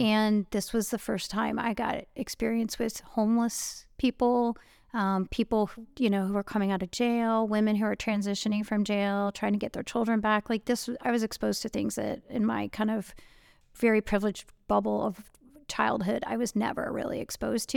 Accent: Cleveland, Ohio, United States; this very protective, conservative-ish privilege bubble I grew up in in Cleveland

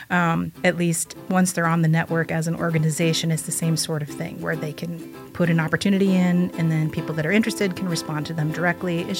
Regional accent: Bloomington, United States; I'm initially from Bloomington, lived here for a very long time, but then I've lived all around different different states.

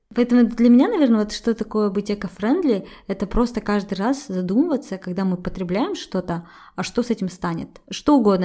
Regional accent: Kazakhstan

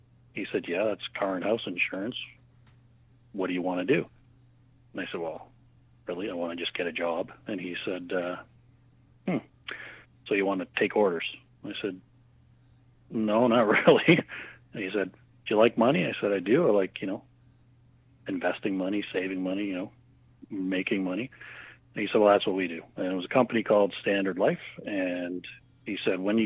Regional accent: Hamilton, Ontario, Canada; So I am from Hamilton, lived most of my life in Hamilton.

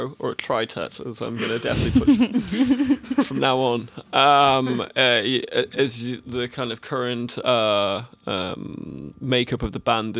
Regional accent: England, United Kingdom; I'm so very English, not Irish.

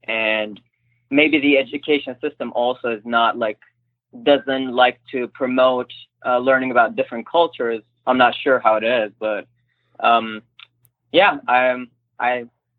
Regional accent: Turkey; English is a second language; now in United States; I told them, like, I'm half Turkish, I'm from Turkey, and a lady told me, like, oh, which state Turkey is?

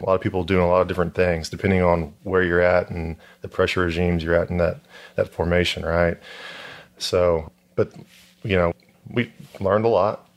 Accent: Houston, Texas, United States; I'm from Houston, so it's the market here is predominantly oil and gas

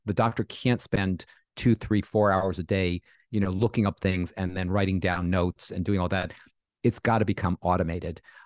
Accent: New York, United States; I'm a New Yorker

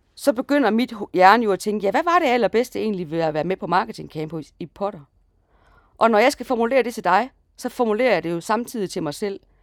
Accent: Jutland, Denmark; vi er sådan to jyder

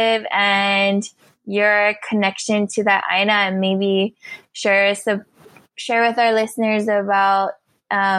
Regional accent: Honolulu, Hawaii, United States; now in Dallas, United States; I come from Papakalea Oahu, and I'm now residing in Kikapu and Wichita land, or known today as Dallas, Texas.

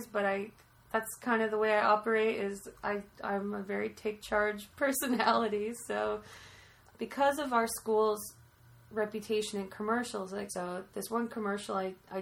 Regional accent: Allendale, United States; growing up in Allendale, after my grandpa died, my mom moved my grandma into the assisted living home in our town in Allendale.

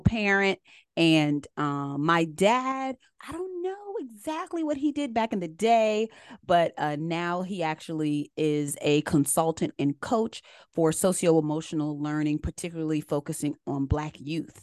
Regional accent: United States; also born or lived in Columbia, South Carolina; I actually grew up right outside of D C. They call it the D M V area

